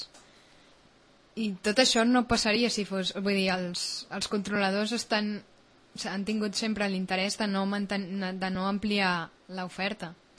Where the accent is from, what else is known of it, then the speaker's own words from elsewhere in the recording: Catalonia, Spain; som catalans